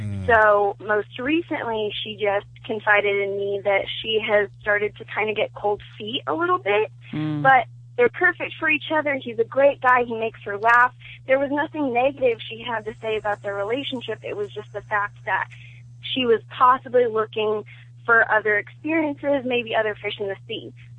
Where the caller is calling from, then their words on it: Oklahoma, United States; from Oklahoma.